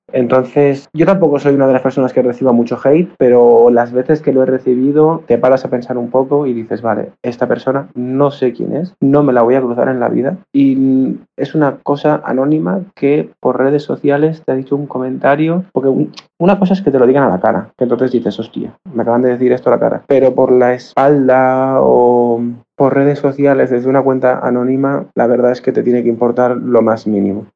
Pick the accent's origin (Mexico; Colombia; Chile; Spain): Spain; Barcelona, Catalonia; tengo 28 años, soy de Barcelona